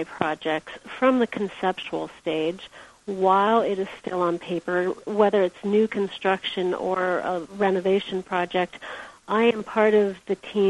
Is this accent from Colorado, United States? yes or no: no; Big Sur, California, United States; I was born in Big